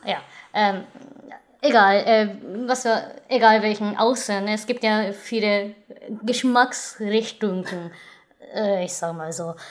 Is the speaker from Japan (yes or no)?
yes; Japan; als Japanerin